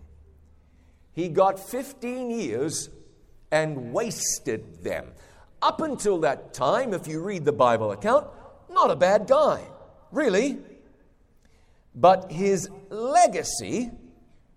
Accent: New Zealand; moved away; I go home to my home country of New Zealand

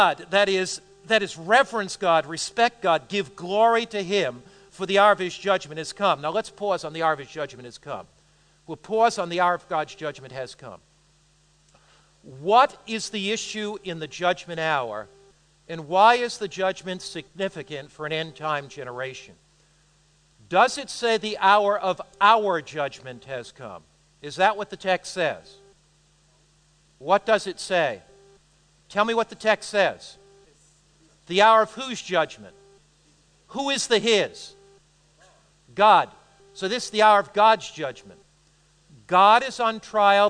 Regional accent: United States; I'm an American

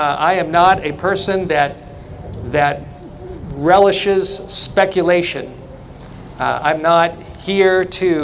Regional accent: California, United States; moved away; to be back in California, to be in my home state, to be not far from where I went to school

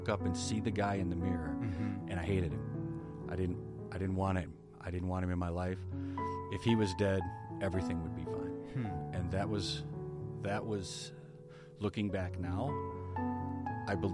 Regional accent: Berrien Springs, Michigan, United States; I was born and raised in Berrien Springs

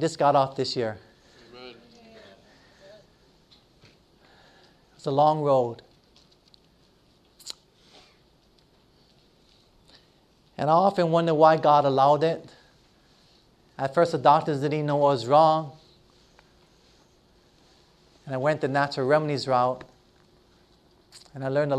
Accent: Hilo, Hawaii, United States; moved away; back to my hometown where I grew up in Hilo, Hawaii

